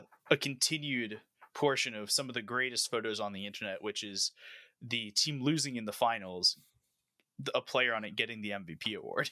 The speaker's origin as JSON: {"language": "English", "country": "United States", "said": "as an American"}